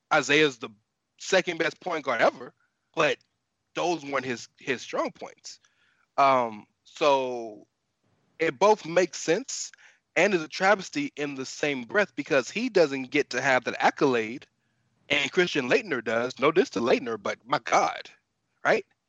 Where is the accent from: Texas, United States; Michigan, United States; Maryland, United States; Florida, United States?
Texas, United States; Houston; I'm born and raised in Houston